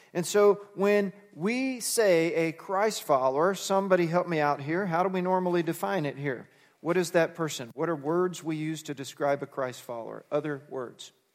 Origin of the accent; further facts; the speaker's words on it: Fort Worth, Texas, United States; I grew up in suburbia in Fort Worth, Texas